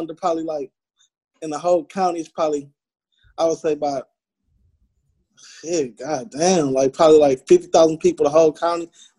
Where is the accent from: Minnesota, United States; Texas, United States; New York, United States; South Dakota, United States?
Texas, United States; Yeah, bro, I'm from Texas, little town, little county.